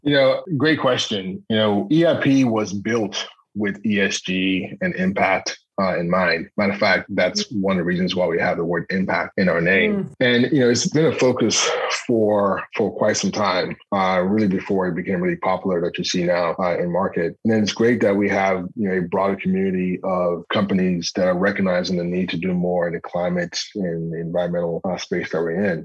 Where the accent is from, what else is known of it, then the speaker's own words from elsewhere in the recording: New Jersey, United States; I was born in New Jersey